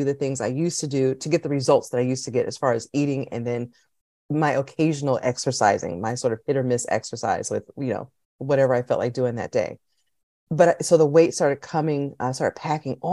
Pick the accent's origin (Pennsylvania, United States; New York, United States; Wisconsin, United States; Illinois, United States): Pennsylvania, United States; I'm from Pennsylvania, which is in Northeast America